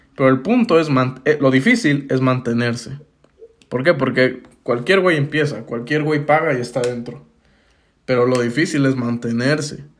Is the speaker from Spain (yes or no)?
no; Mexico; acá en México